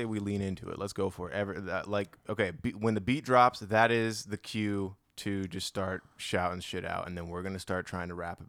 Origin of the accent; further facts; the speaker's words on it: Hawaii, United States; moved away; I grew up in Hawaii.